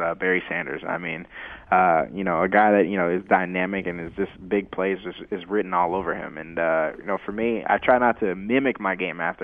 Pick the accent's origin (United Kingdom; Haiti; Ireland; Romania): Haiti; also born or lived in South Florida; I'm from Haiti